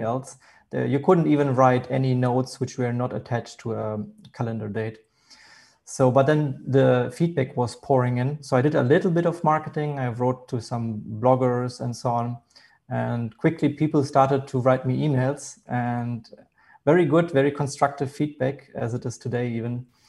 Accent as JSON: {"language": "English", "town": "Hanover", "region": "Lower Saxony", "country": "Germany", "said": "I'm from Germany."}